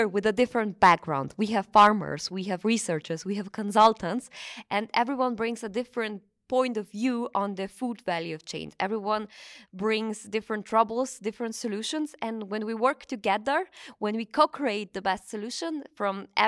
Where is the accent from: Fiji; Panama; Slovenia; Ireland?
Slovenia; I come from Slovenia.